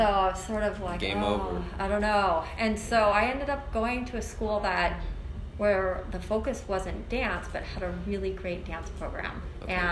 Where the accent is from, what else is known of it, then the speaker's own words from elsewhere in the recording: Colorado, United States; moved away as an adult; also born or lived in San Francisco / Hong Kong / New York; I grew up in Colorado